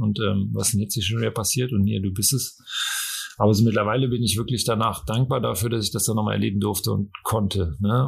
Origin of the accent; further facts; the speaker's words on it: Cologne, North Rhine-Westphalia, Germany; moved away; Ich habe ja Ewigkeiten in Köln gelebt und das ist ja eigentlich so meine Heimatstadt